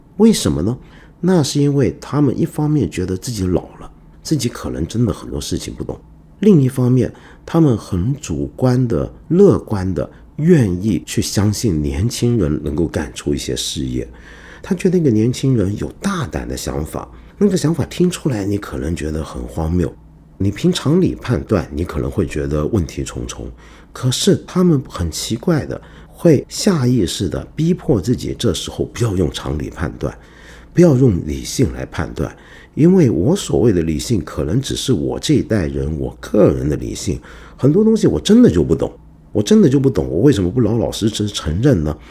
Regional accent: Hong Kong; also born or lived in mainland China; now in China; 我小时候在香港

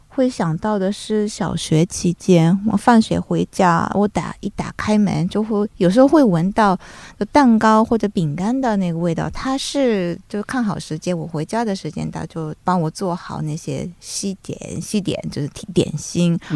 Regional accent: Japan; Chinese is a second language; moved away; 我们日本人

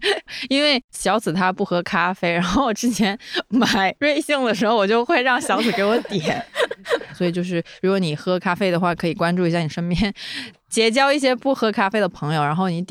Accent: South China, China; accent: southern Chinese; 虽然他们还是能听出来我这个南方口音的

